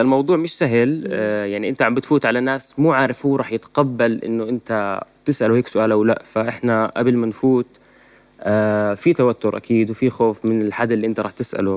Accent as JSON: {"language": "Arabic", "country": "Jordan", "said": "إحنا عندنا في الأردن"}